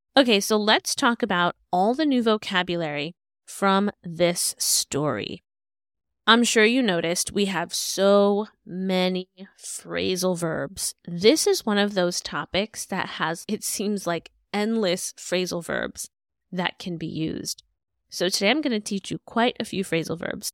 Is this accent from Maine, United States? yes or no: no; New York City, New York, United States; I was born and raised in Brooklyn